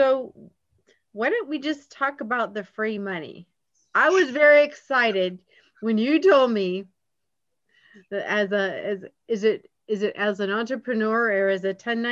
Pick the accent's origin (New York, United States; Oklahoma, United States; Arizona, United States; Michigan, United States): Michigan, United States; now in Georgia, United States; I've been in Georgia for many years now. I'm from Michigan, but been here for many years.